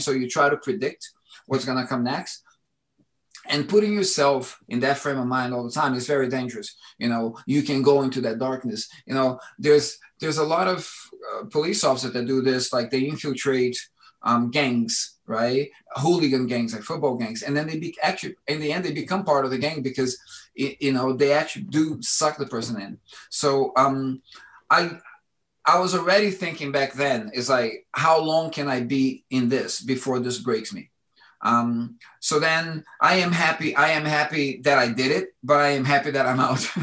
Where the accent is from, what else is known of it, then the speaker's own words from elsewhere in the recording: Brasília, Federal District, Brazil; now in London, United Kingdom; my childhood in Brazil